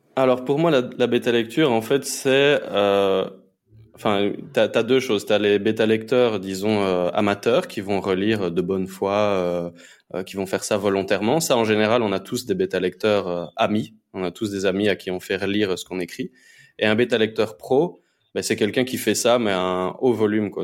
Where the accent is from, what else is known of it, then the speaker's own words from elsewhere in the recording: Belgium; moved away as an adult; now in Honduras; je suis à la base, je suis belge. je me suis expatrié pour l'instant en, Amérique latine